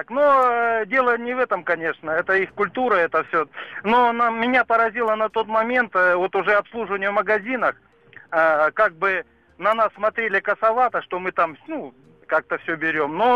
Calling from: Omsk, Omsk Oblast, Russia; я из Омска.

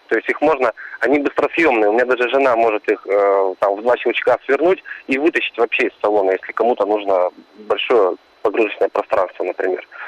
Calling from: Chelyabinsk, Chelyabinsk Oblast, Russia; я звоню из Челябинска

